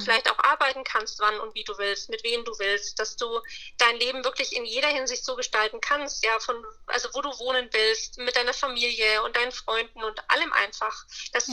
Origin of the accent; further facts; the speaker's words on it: Bayreuth, Bavaria, Germany; Ich komme aus Oberfranken, Bayreuth, äh, kennt man wahrscheinlich nicht, Nähe, Nürnberg, Bamberg, so das Eck.